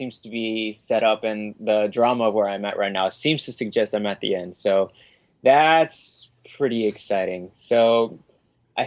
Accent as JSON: {"language": "English", "region": "Hawaii", "country": "United States", "said": "I'm from Hawaii"}